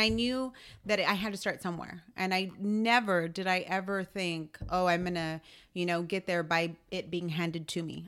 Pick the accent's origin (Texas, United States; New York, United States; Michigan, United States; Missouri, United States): Texas, United States; San Antonio; born and raised in San Antonio.